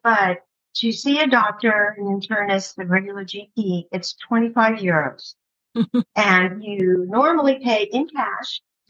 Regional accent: Palm Springs, California, United States; now in Saint-Remy-de-Provence, France; In Palm Springs, California, that's where I went to high school.

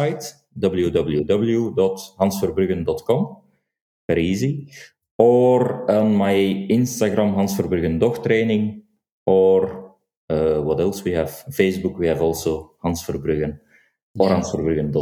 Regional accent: Flanders, Belgium; accent: Flemish; first language Dutch (Flemish); English is a second language

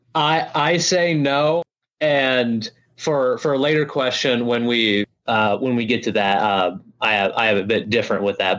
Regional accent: Lincoln, Illinois, United States; I'm Lincoln. Been here my whole life, Lincoln, Illinois

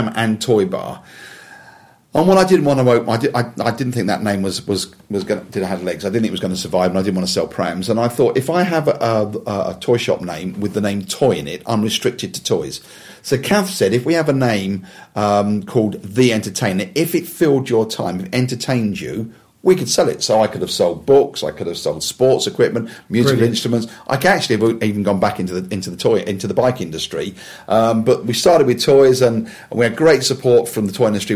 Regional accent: Wembley, London, United Kingdom; I was born in Wembley

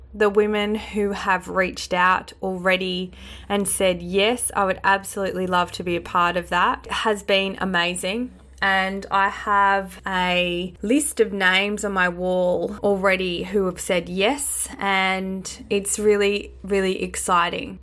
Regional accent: Australia; born or raised there; accent: Australian

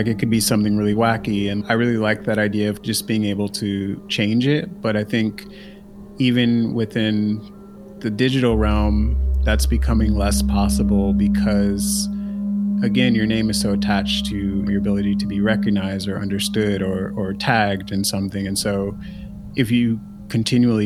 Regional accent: Pasadena, California, United States; I grew up in Pasadena, California

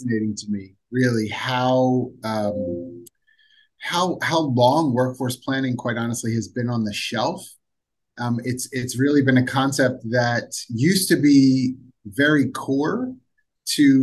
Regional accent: Philadelphia, Pennsylvania, United States; I'm from Philadelphia

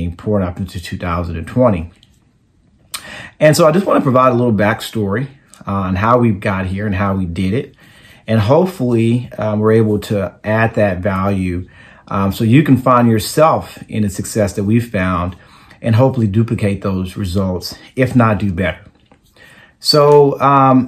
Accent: Dallas, Texas, United States; I am from Dallas, Texas

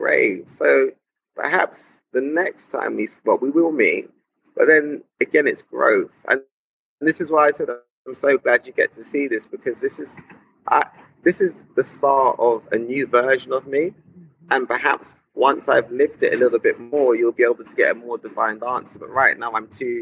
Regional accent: London, United Kingdom; as a black person growing up in London in the 90s

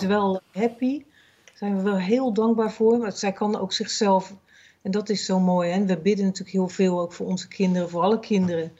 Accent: Netherlands; moved away; Als Nederlander, ja, in Nederland

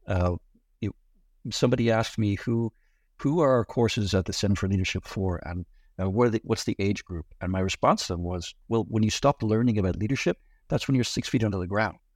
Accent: Ireland; moved away as an adult; now in United States; I grew up in Ireland, the son of a publican

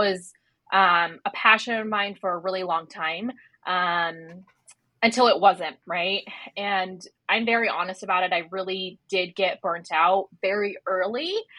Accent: Chicago, Illinois, United States; also born or lived in New York / New Jersey; now in Sydney, Australia; We lived a little all over, like New York, New Jersey, but we spent a majority of my life in Chicago. So I'm newly from Sydney as of like 7 months ago, but Chicago's my home.

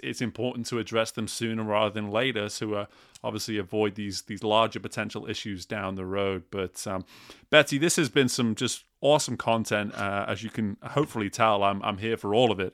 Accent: England, United Kingdom; I'm from England

